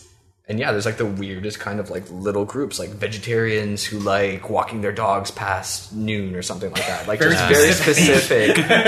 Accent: Ottawa, Ontario, Canada; Ottawa. Yeah, born and raised.

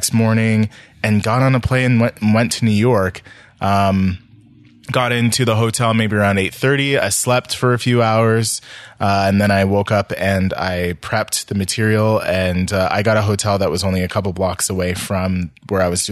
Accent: Ottawa, Ontario, Canada; I'm from Ottawa

